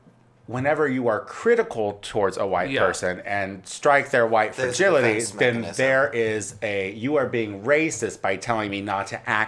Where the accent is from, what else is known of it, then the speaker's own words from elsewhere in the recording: Midwest, United States; coming from a mixed race family growing up in the Midwest